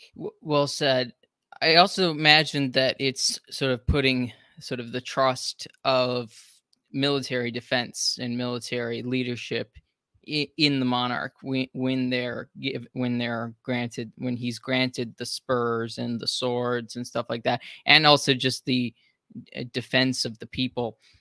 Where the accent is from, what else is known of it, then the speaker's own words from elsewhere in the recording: United States; as an American